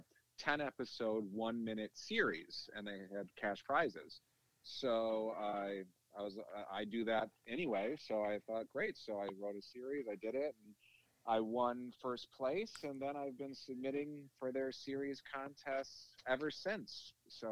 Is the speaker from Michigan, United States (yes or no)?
yes; Lansing, Michigan, United States; I grew up in Lansing, Michigan